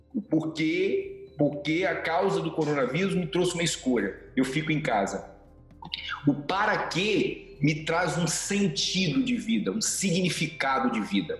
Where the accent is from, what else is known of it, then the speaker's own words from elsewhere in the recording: Vitória, Espírito Santo, Brazil; moved away as an adult; primeira vez que eu saí do Espírito Santo, nunca imaginei sair de Vitória